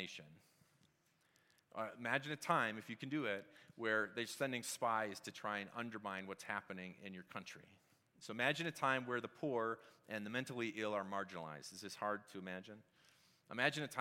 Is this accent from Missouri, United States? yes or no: no; Wisconsin, United States; now in Colorado, United States; I'm from Wisconsin.